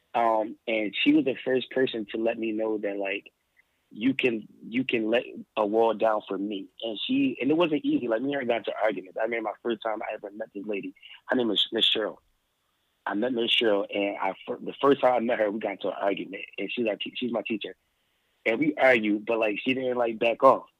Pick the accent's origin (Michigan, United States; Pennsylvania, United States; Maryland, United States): Pennsylvania, United States; Philadelphia; also born or lived in Allentown, Pennsylvania; I was born and raised I was born and raised in Philadelphia. Well, I was born in Philadelphia